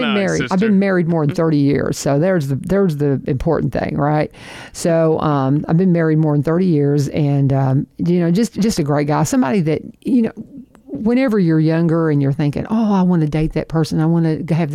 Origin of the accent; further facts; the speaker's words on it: Kentucky, United States; So, I mean, he's like intense northerner, and I'm from Kentucky.